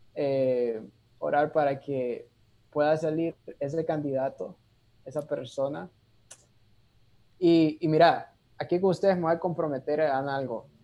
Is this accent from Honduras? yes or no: yes; Honduras; now in Costa Rica; Por algo nací en Honduras, ¿verdad? Por algo mi familia está en Honduras